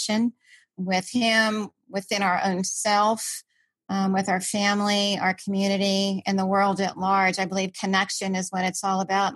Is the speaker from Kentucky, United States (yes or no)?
no; Washington, District of Columbia, United States; I grew up in Washington, DC